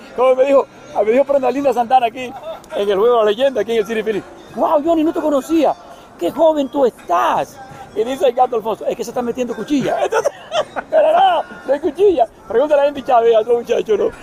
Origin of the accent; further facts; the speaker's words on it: Cuba; also born or lived in Dominican Republic; yo nací en Cuba, pero mi abuelo es dominicano, soy dominicano también